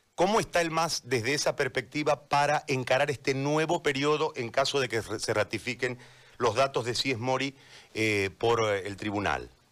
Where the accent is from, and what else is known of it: Bolivia